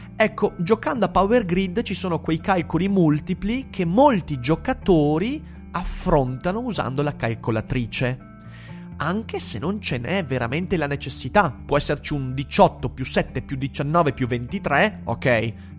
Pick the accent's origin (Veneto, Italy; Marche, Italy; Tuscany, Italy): Veneto, Italy; Vicenza; sono vicentino